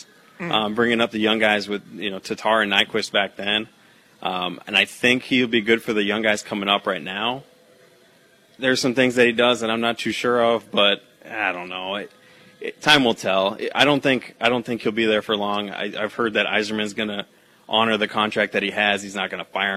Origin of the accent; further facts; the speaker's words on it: Marquette, Michigan, United States; I'm originally from here in Marquette